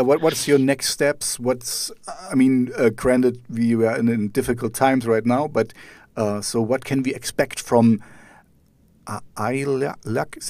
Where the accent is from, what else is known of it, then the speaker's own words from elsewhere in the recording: East Germany, Germany; I grew up in East Germany, so behind the Iron Curtain